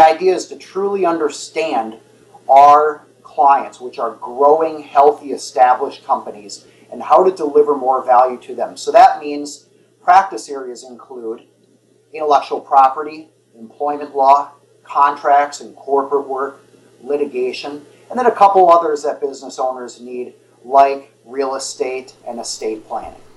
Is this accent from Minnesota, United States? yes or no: yes; Twin Cities area, Minnesota, United States; I grew up in the Twin Cities area.